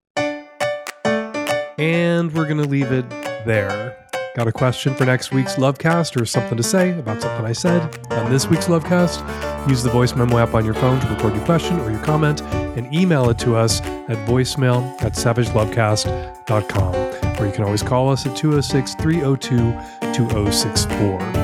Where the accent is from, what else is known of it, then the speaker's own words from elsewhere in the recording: United States; as an American